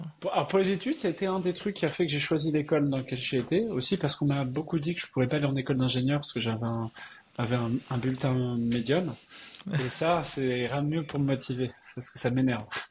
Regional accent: Strasbourg, Grand Est, France; moved away as an adult; also born or lived in Colmar / Paris / California / Montreal; je suis né à Strasbourg. Euh, j'ai fait euh, une grosse partie de mes études euh, en Alsace.

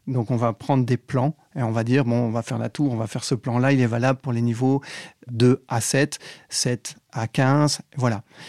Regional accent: Belgium; moved away as an adult; also born or lived in Paris, France; now in France; je viens de Belgique

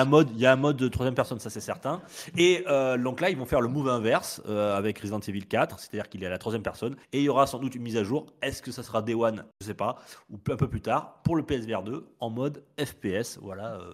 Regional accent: France; chez nous en France

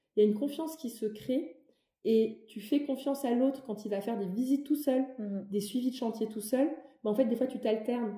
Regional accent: Metz, Grand Est, France; moved away as an adult; also born or lived in Paris; j'ai grandi à Metz. Pour mes études, je suis partie à Paris

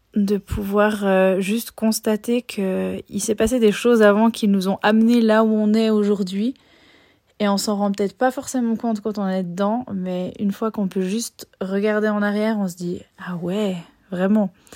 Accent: Switzerland; je suis née et j'ai grandi en Suisse

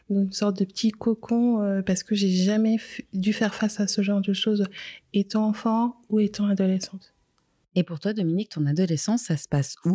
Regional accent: DR Congo; also born or lived in Geneva, Switzerland; now in Switzerland; je suis originaire de la République démocratique du Congo.

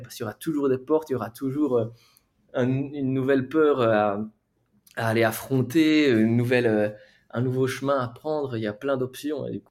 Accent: near Charleroi, Wallonia, Belgium; moved away as an adult; now in Barcelona, Spain; Je viens de Belgique. Même pas besoin de dire que je viens de Belgique parce que ça, ça s'entend

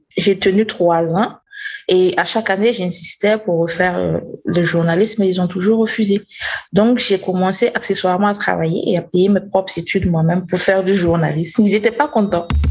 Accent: Burkina Faso; Je viens du Burkina Faso

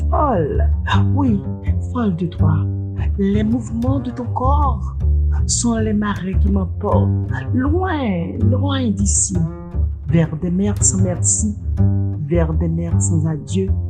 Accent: Jérémie, Grand'Anse, Haiti; born there; Je suis née dans la Cité des Poètes.

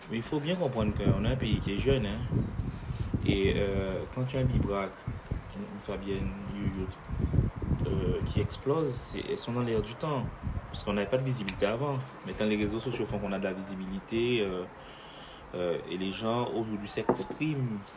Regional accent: France; on est français. Hein. Donc, euh, on est français

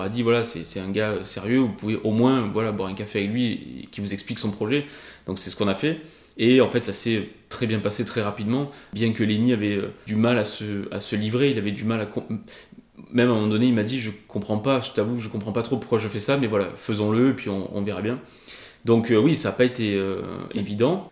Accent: Avignon, Provence-Alpes-Côte d'Azur, France; also born or lived in Rochefort-du-Gard / Les Angles / Paris; chez moi, à Avignon

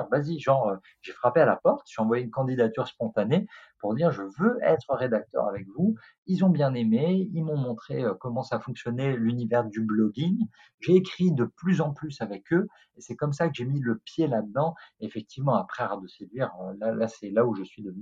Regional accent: France; je te rappelle un truc, on est français, ok On est français. On a inventé l'art du flirt, on a inventé le romantisme, donc on peut faire mieux que les Américains.

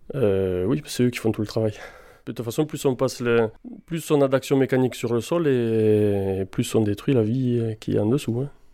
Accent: Carcassonne, Occitania, France; also born or lived in Bordeaux / Margaux; Je suis né sur Carcassonne euh, il y a déjà 40 ans

